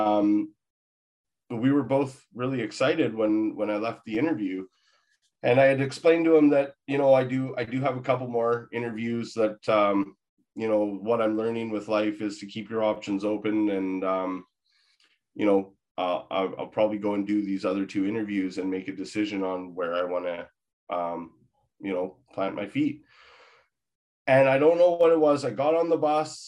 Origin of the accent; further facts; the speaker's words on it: Victoria, British Columbia, Canada; moved away; also born or lived in Maple Ridge; I'm originally from Victoria